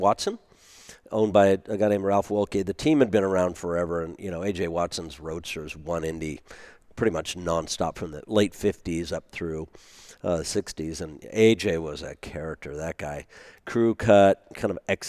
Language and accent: English; Germany; born there; I was American, even though I had a German, Italian sounding name